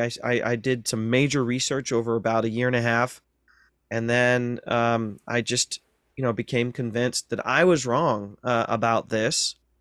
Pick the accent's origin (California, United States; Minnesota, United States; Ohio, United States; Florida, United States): Ohio, United States; North Central; I grew up in North Central Ohio